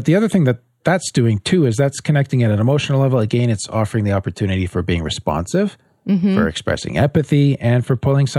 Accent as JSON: {"language": "English", "country": "Canada", "said": "You can tell we're from Canada."}